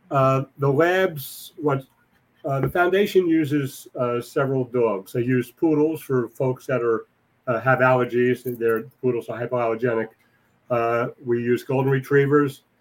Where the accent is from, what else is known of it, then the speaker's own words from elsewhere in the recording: New York City, New York, United States; I was born and raised in Whitestone.